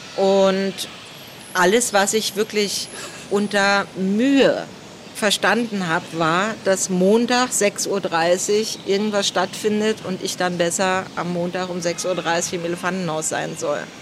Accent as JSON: {"language": "German", "region": "Berlin", "country": "Germany", "said": "ich bin Berlinerin"}